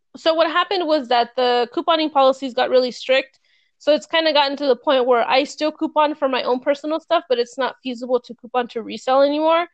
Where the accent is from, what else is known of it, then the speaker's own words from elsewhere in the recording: California, United States; moved away; I'm from California, I used to live there